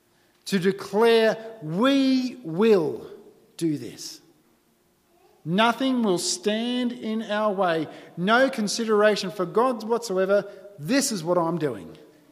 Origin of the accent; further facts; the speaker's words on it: Berrima/Bowral, New South Wales, Australia; I grew up in Barrel in New South Wales. It's cold in winter.